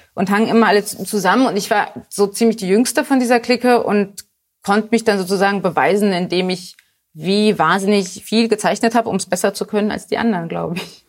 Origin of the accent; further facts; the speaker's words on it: Hanover, Lower Saxony, Germany; also born or lived in Poland; now in Berlin, Germany; ich bin direkt am Maschsee zur Schule gegangen